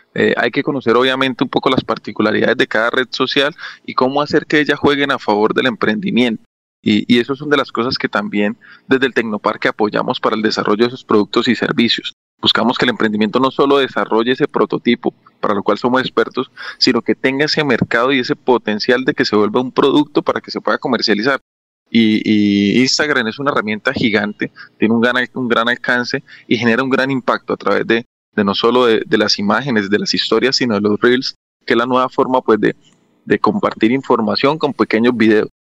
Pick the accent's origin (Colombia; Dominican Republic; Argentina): Colombia; estamos nosotros como, como colombianos